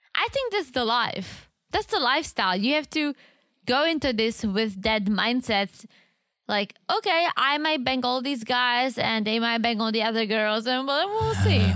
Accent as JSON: {"language": "English", "country": "Czechia", "tie": "born or raised there", "moved": "yes", "said": "I grew up in the Czech Republic"}